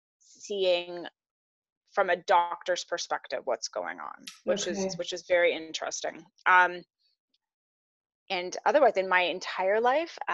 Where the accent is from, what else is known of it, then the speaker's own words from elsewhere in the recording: Barrie, Ontario, Canada; I am from Barrie, Ontario, Canada.